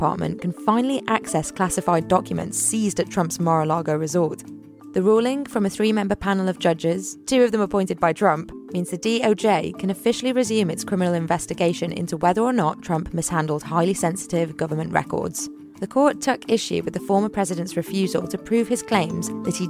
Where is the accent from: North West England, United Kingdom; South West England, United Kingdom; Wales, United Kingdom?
North West England, United Kingdom; Liverpool; moved away; I'm from Liverpool